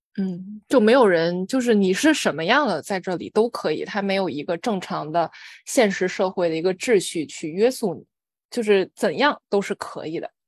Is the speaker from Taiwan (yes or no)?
no; China; 我小时候在中国